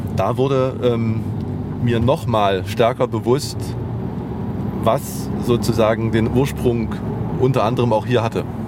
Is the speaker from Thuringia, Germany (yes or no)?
yes; Jena, Thuringia, Germany; Ich bin aufgewachsen 800, 900 Meter weiter. Das ist letztendlich meine Heimat